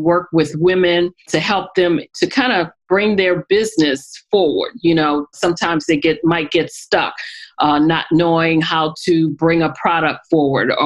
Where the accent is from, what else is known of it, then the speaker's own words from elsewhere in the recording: New Orleans, Louisiana, United States; now in Maryland, United States; I currently live in Maryland, but I'm originally from New Orleans, Louisiana